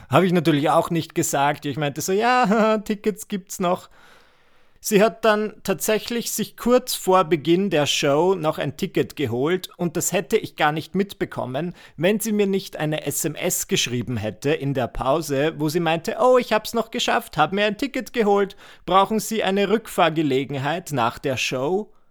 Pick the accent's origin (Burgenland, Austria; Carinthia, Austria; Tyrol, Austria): Burgenland, Austria; Müllendorf; Ihr müsst wissen, ich bin ja am Land groß geworden in Müllendorf.